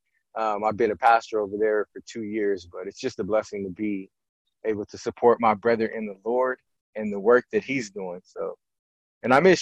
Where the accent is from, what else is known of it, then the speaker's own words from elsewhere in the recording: San Bernardino, California, United States; I grew up in San Bernardino